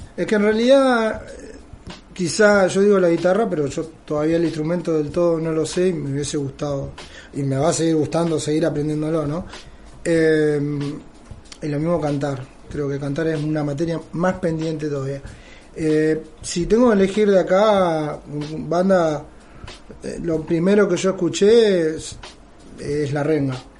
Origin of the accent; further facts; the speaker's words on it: Benavídez, Buenos Aires Province, Argentina; moved away as an adult; now in Belén de Escobar, Argentina; Soy oriundo de Benavides y me junté y me casé acá en Escobar hace 10 años